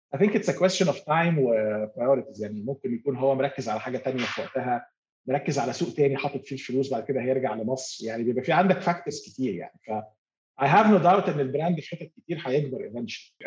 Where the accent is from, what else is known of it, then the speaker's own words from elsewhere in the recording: Egypt; moved away as an adult; also born or lived in Bahrain / Turkey / Kazakhstan; now in Dubai, United Arab Emirates; وانا مصري